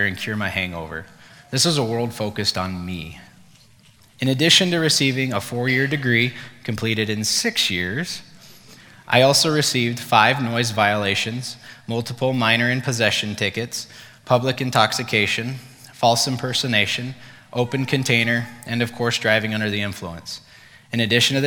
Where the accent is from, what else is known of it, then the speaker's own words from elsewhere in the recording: Durango, Colorado, United States; moved away as an adult; also born or lived in Fort Collins, Colorado; I decided I needed to get out of my hometown